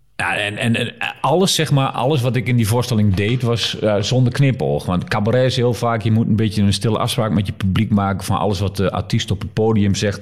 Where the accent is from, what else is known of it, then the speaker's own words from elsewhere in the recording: Netherlands; also born or lived in Nijmegen; als Nederlander